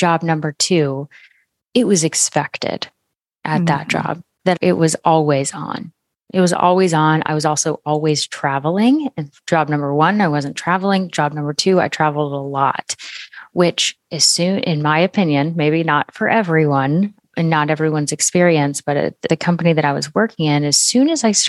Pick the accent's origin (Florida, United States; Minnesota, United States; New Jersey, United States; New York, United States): Florida, United States; moved away as an adult; now in Oklahoma, United States; I live in Oklahoma now, but we had gone home to my home state of Florida